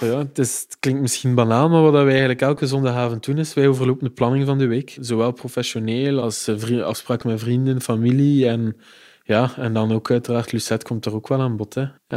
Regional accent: Ghent, Flanders, Belgium; Ik ben een geboren Gentenaar en ook alles doorlopen, dus schoolgaande jeugd, hogere studies, allemaal in Gent gedaan

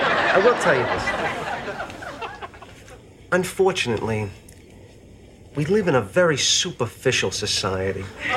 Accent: New York, United States; Of course, I'm from Long Island, so...

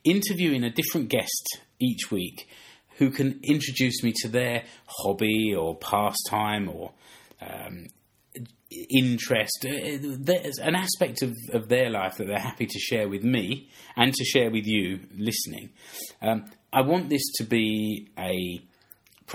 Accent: England, United Kingdom; now in Seinäjoki, Finland; we're both English guys living here in Seinäjoki

